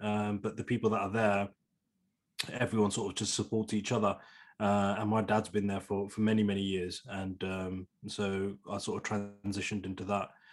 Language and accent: English; Leamington Spa, West Midlands, United Kingdom; born and bred in Leamington Spa, still live in Leamington Spa